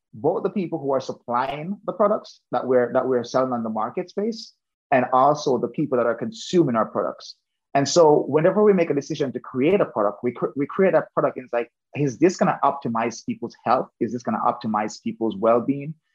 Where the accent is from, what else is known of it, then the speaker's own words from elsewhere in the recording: Saint James, Jamaica; now in United States; I originally grew up in Jamaica. So I am from the western end of Jamaica, um, close to the Montego Bay, just outside Montego Bay